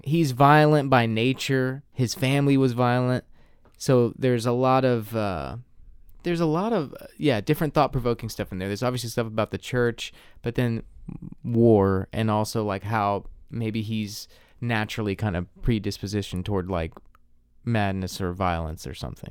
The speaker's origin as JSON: {"language": "English", "region": "the South", "country": "United States"}